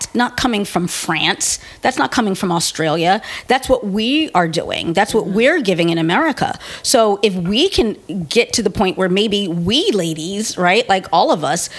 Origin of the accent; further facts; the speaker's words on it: United States; me being female and me being black American are just so integral to who I am